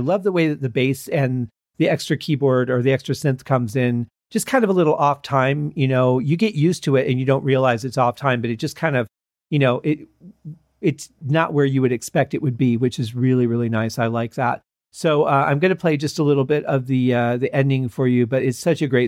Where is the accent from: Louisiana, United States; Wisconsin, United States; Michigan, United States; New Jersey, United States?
Michigan, United States; when we were growing up in Michigan